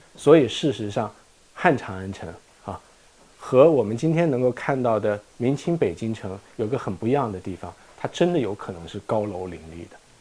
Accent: China; 我们中国人

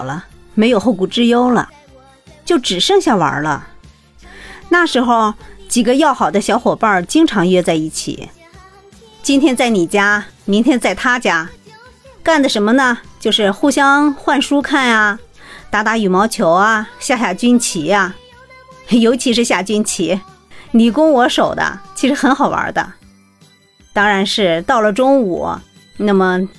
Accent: Jinan, Shandong, China; 我来自七十年代，山东济南人。我现在从事的工作呢，是和建筑机械相关的行业

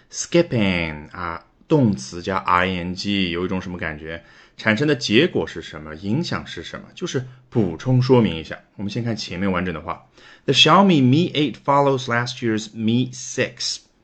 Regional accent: China; 我们中国人叫橄榄球

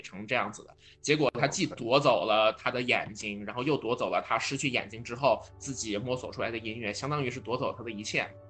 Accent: China; 我们中国人

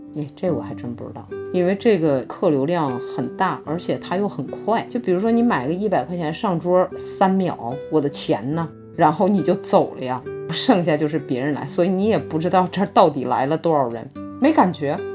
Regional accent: Northeast China, China; now in Miami, United States; 但是我也是个东北人

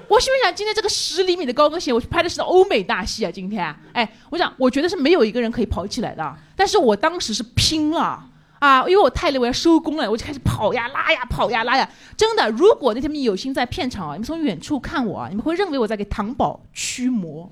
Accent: Changzhou, Jiangsu, China; accent: Changzhou dialect; 我就类似于瓜哥这种，就是推广我们那边的方言。

